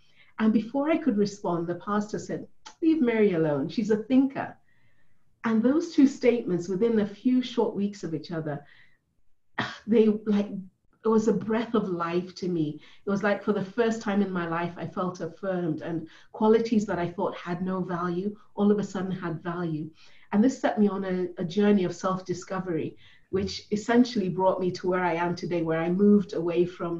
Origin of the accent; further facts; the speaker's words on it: Ethiopia; born there; also born or lived in United States / Germany / Kenya / England; So I was born in Ethiopia, which is in Africa. Then we moved to the US, and then we moved to Germany, then to Kenya, then to England, back to Ethiopia